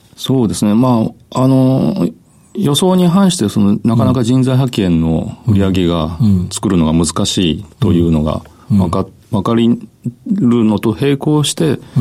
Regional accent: Kitakyushu, Fukuoka, Japan; 福岡県北九州市小倉南

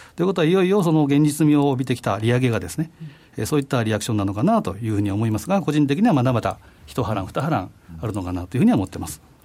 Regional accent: Osaka, Japan; moved away; 私のふるさと、大阪

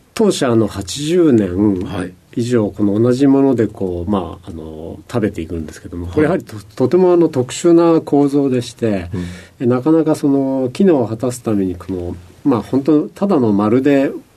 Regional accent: Shizuoka, Japan; also born or lived in Minamiminowa, Nagano; 生まれたところは、 えっと、長野県の南箕輪というその村なんですけれども、はい、まあ、これあの小学校入る前からも高校まではずっと静岡市の方にいた

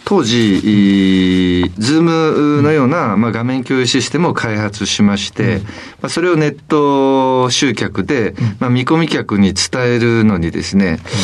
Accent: Kitakyushu, Fukuoka, Japan; 福岡県北九州市というところです。

